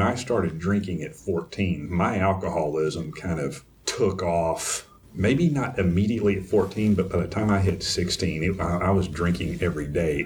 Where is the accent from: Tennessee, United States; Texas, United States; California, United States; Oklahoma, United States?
Texas, United States; East; now in Houston, United States; I grew up in Dry County, in East Texas